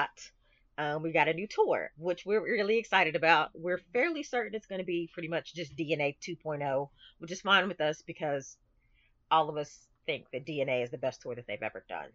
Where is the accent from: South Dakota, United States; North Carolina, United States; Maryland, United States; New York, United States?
North Carolina, United States; Greensboro; born or raised there